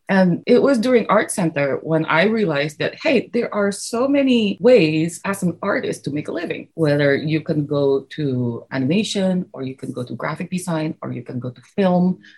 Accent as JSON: {"language": "English", "country": "Indonesia", "tie": "born or raised there", "said": "I was one of those kids who never really stopped drawing. I grew up in Indonesia."}